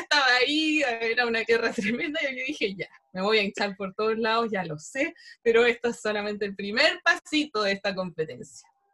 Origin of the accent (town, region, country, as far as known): Chile